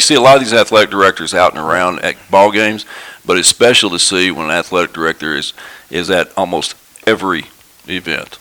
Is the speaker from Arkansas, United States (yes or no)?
yes; Farmington, Arkansas, United States; I grew up here in Farmington, went to school in Farmington, and, and I coach and teach here in Farmington